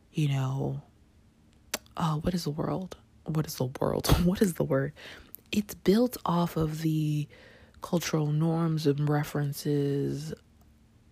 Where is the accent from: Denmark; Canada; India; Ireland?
Canada; now in New York, United States; I grew up in Canada